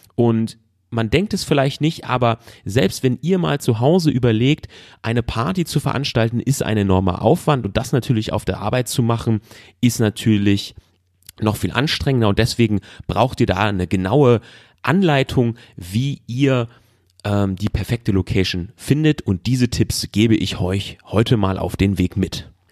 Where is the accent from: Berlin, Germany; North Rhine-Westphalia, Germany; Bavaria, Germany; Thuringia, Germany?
North Rhine-Westphalia, Germany; ich komme aus NRW